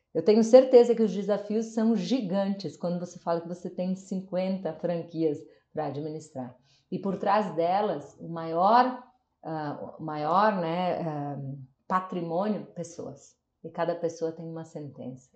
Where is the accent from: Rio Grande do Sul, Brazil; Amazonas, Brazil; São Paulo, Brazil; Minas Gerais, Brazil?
Rio Grande do Sul, Brazil; Nova Roma do Sul; eu sou natural de Nova Roma do Sul, interior do Rio Grande do Sul